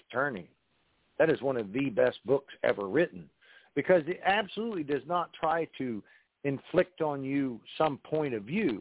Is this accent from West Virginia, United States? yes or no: yes; West Virginia, United States; I'm from West Virginia